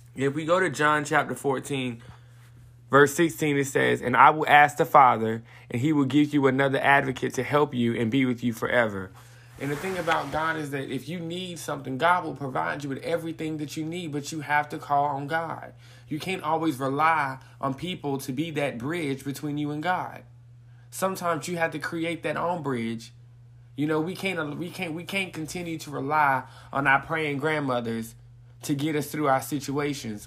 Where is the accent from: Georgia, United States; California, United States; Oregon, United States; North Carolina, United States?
North Carolina, United States; Greensboro; I'm from Greensboro, North Carolina